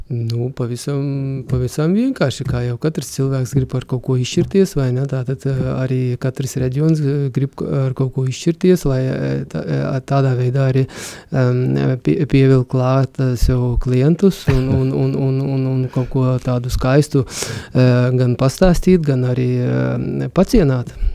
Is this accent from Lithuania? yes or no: yes; Suvalkija, Lithuania; Latvian is a second language; tas reģions, no kurienes es nāku, tā ir Suvalkija, jeb mūsdienās tagad dēvē par Sūduvā